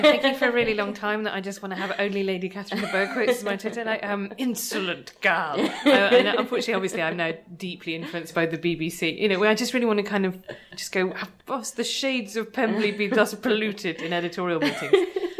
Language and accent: English; Ireland; do you think that partly there's that to do with being Irish, is that that's just, we still are so locked into actually English literary culture